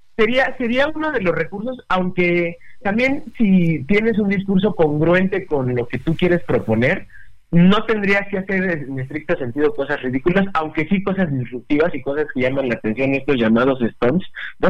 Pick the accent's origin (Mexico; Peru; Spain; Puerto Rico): Mexico; como buenos mexicanos y que nos encantan los simbolismos